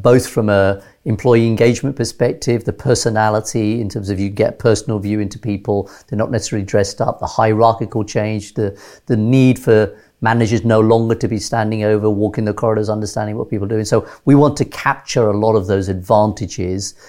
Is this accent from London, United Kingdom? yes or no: yes; London, United Kingdom; moved away as an adult; also born or lived in Nairobi, Kenya / Teesside, North Yorkshire / Switzerland / Gujarat, India (ancestry); at age six, uh, we came to London